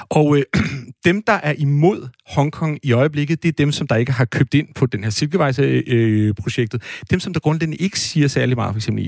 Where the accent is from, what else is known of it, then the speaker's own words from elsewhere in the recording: Brabrand, Central Denmark Region, Denmark; jeg kommer ud fra Brabrand, øh, som jo er en dejlig lille øh, øh, hvad hedder sådan eventyr øh, øh, landsby.